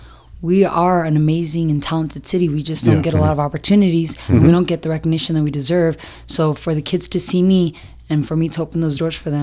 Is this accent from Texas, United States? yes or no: yes; El Paso, Texas, United States; I'm born and raised in El Paso. I'm very proud to be from El Paso